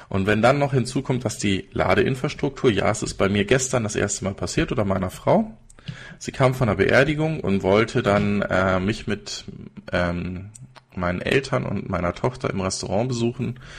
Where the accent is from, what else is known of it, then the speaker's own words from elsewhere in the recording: Regensburg, Bavaria, Germany; Übrigens, ich komme nicht aus München, sondern aus Regensburg, aber das ist fast das gleiche